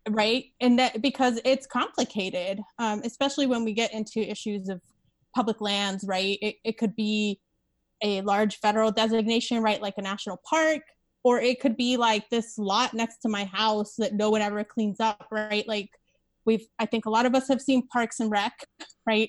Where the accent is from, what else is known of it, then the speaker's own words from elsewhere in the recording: Las Vegas, Nevada, United States; I live in Las Vegas. I grew up in Las Vegas.